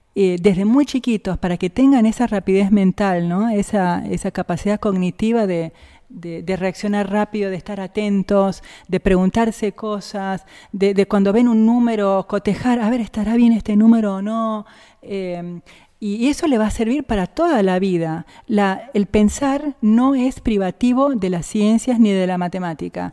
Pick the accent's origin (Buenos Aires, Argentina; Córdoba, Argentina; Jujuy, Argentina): Jujuy, Argentina; also born or lived in Rosario; now in Bariloche, Argentina; ya vivíamos en Jujuy desde que yo era muy chiquita, así que yo me considero jujeña